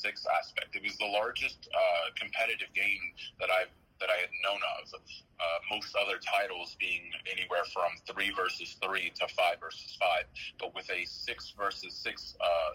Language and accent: English; Benton, Arkansas, United States; I graduated from Benton High School